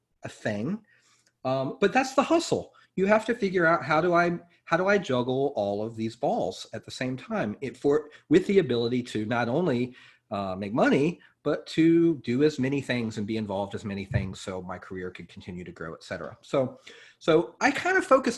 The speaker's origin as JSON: {"language": "English", "region": "North Carolina", "country": "United States", "moved": "yes", "lives_now": "New York, United States", "said": "I'm from North Carolina"}